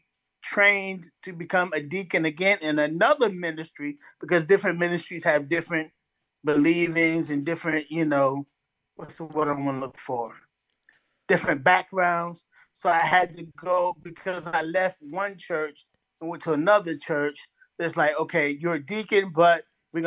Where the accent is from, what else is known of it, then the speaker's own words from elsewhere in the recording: Bridgeport, Connecticut, United States; moved away; also born or lived in North Carolina; was born and raised in Bridgeport, Connecticut.